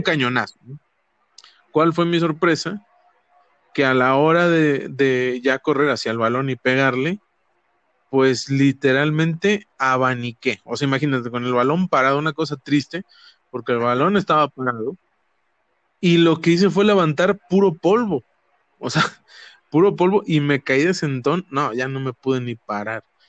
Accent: Ciudad Madero, Tamaulipas, Mexico; yo crecí en Madero.

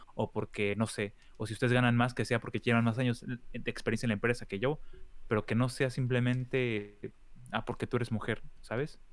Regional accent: State of Mexico, Mexico; now in Germany; yo que soy del Estado de México

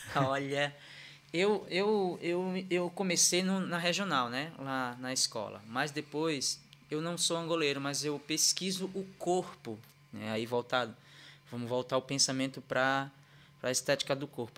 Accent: Recife, Pernambuco, Brazil; moved away; eu sou natural de Recife, Pernambuco, né? É, nasci e criado lá num, num bairro chamado Ibura

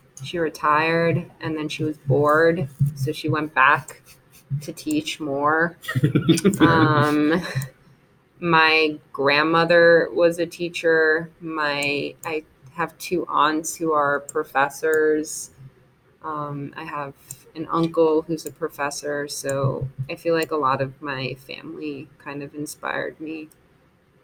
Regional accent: New York City, New York, United States; I grew up in New York City, specifically Washington Heights. So it's like the most northern part of Manhattan.

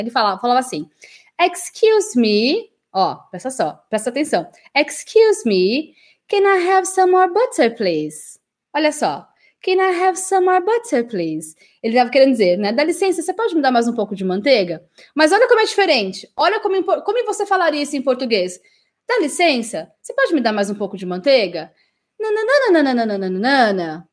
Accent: Brazil; also born or lived in England; Nós, brasileiros

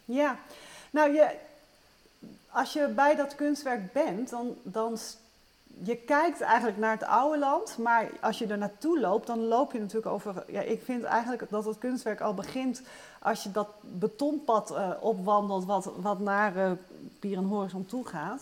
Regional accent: Luttelgeest, Flevoland, Netherlands; ik ben zelf opgegroeid in Noordoostpolder, in het nieuwe land

